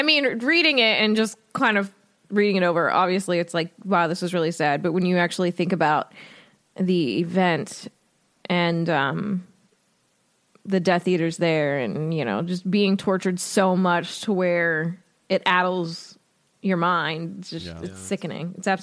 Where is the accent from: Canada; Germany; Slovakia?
Germany; I was born and lived in Germany because my dad was stationed there